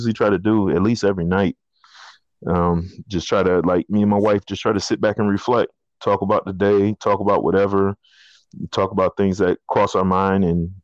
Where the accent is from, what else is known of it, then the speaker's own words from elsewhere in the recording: the South, United States; I was raised in the South